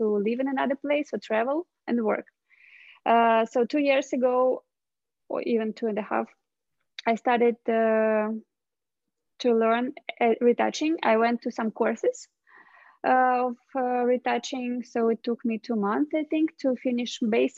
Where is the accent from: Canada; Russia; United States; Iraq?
Russia; I'm from Russia.